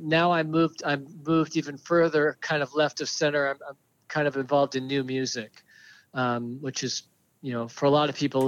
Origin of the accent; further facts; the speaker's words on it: Seattle, Washington, United States; now in New York City, United States; I grew up in Seattle